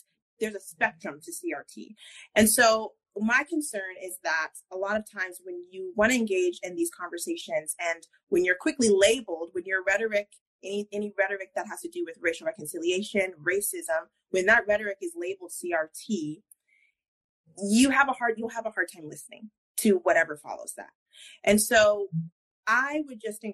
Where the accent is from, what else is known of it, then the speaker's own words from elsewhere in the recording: Colorado, United States; now in Georgia, United States; I'm originally from Colorado.